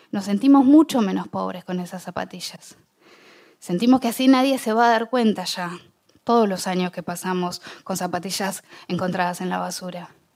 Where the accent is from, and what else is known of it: Bahía Blanca, Buenos Aires Province, Argentina; born or raised there